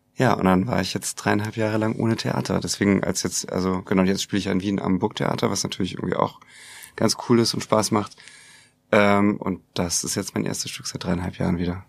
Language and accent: German; Hamburg, Germany; also born or lived in United States; ich komme ja aus Hamburg